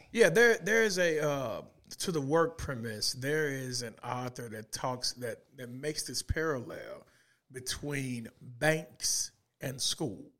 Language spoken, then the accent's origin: English; Little Rock, Arkansas, United States; moved away; I was born and raised in the east side of Little Rock